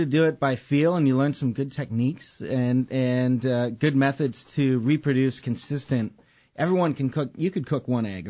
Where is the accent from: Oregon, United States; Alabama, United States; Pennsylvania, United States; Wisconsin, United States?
Wisconsin, United States; I'm from Wisconsin